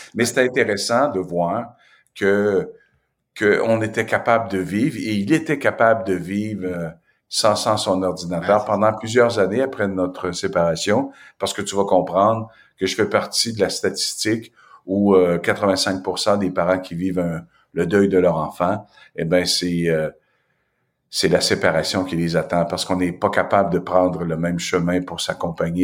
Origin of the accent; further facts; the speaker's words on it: Asbestos, Quebec, Canada; il n'y avait pas de Noir qui était débarqué dans mon patelin